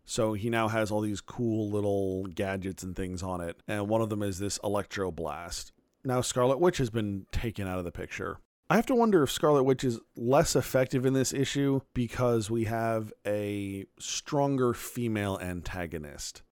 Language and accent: English; Phoenix, Arizona, United States; moved away as an adult; I am from Phoenix. I grew up there from the time I was a, a toddler up until eighteen and I moved away to college.